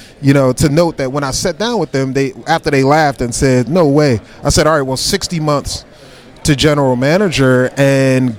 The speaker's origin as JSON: {"language": "English", "town": "Glen Burnie", "region": "Maryland", "country": "United States", "said": "I'm proud from Glen Burnie"}